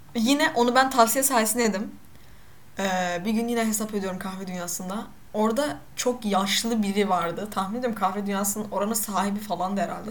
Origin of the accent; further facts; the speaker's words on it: Black Sea Region, Turkey; Ben de Karadenizliyim. Hatta ben kötü Karadeniz